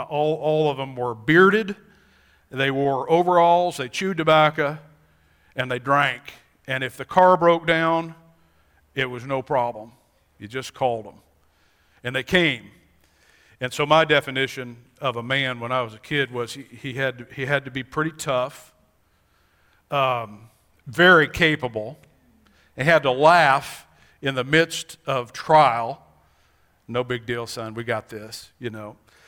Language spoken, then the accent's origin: English; Montana, United States; born there; We all know I was born in Montana. There are many days I wish I was in Montana so I could go hiking